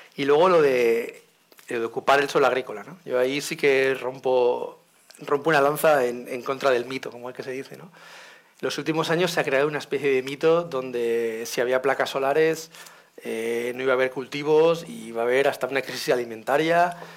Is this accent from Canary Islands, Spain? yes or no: no; Valencia, Valencian Community, Spain; siendo de Valencia